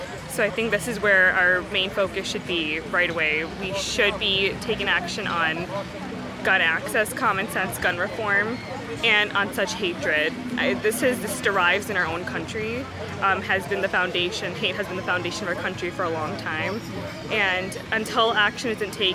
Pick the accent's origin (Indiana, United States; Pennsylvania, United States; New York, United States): New York, United States; Amherst; I'm from Amherst, New York